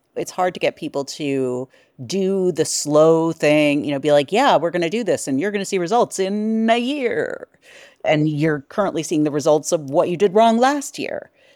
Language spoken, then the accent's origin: English; New York, United States; being a New Yorker.